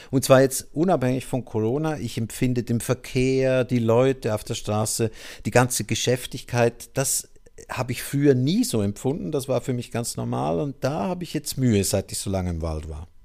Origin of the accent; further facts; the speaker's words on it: Switzerland; moved away; aus meiner Heimat der Schweiz stammt